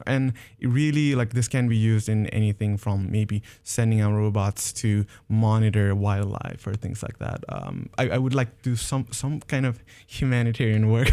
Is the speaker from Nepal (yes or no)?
yes; Nepal; moved away; back in Nepal, I'm originally from Nepal.